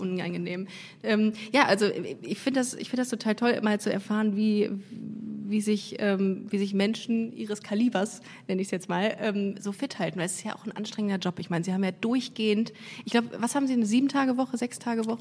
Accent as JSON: {"language": "German", "town": "Düsseldorf", "region": "North Rhine-Westphalia", "country": "Germany", "moved": "yes", "lives_now": "Cologne, Germany", "said": "Also ich komme aus Düsseldorf"}